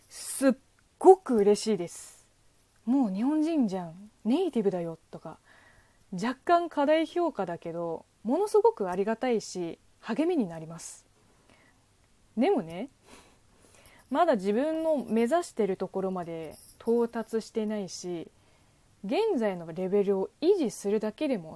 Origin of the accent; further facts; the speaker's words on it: China; first language Chinese; Japanese is a second language; moved away as an adult; now in Japan; なので、私、中国人、 … がどんどん成長していく姿をぜひ見守ってください。